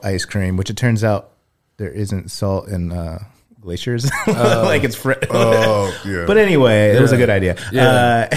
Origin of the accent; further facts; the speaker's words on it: Kokomo, Indiana, United States; now in Indianapolis, United States; my hometown, which is Kokomo, about an hour from here